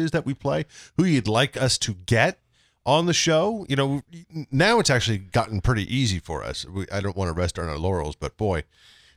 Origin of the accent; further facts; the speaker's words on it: Connecticut, United States; We are from Connecticut